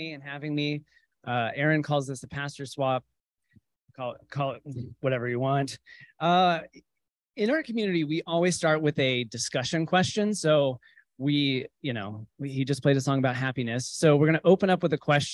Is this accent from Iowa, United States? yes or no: no; Texas, United States; I grew up in cultural Christianity, conventional Christianity, as you would imagine someone growing up in Texas